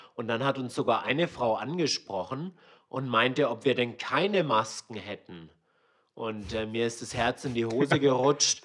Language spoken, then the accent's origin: German; Swabia, Germany; moved away as an adult; also born or lived in Hong Kong; wir sind ja beide in Schwaben aufgewachsen